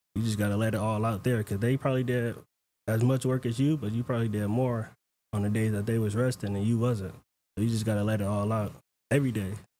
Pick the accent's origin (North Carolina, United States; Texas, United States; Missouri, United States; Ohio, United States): Texas, United States; Houston; moved away; I'm from Houston